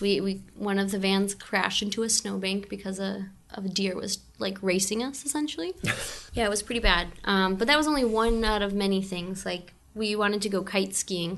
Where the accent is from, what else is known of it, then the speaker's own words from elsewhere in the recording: Newport, Michigan, United States; moved away as an adult; now in Pacifica, United States; I was born and raised in Michigan